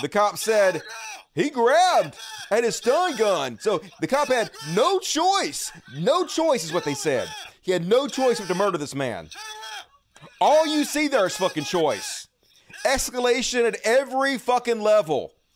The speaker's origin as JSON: {"language": "English", "region": "the South", "country": "United States"}